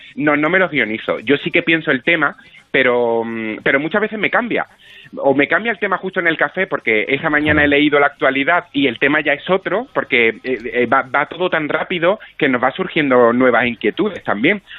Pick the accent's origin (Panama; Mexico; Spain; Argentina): Spain; Málaga, Andalusia; Yo soy malagueño de, de nacimiento y sí, trabajo aquí en un par de compañías de teatro